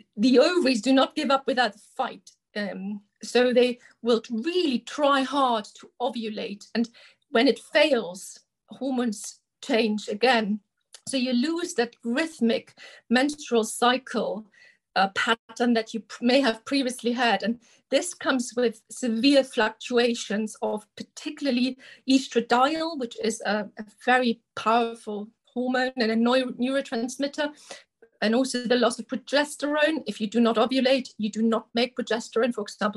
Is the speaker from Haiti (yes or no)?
no; Germany; moved away as an adult; now in United Kingdom; originally, I'm from Germany, where I did my medical school training, and then I came to the UK as a junior doctor